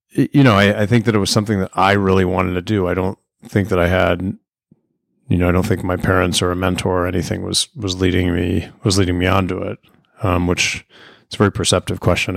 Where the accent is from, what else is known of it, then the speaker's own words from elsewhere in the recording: Arlington, Virginia, United States; now in Charlottesville, United States; I grew up in Arlington, Virginia